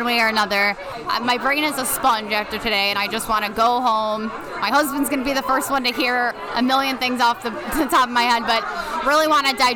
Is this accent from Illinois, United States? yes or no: yes; Elmwood Park, Illinois, United States; I'm from Elmwood Park, Illinois, just outside of Chicago, Illinois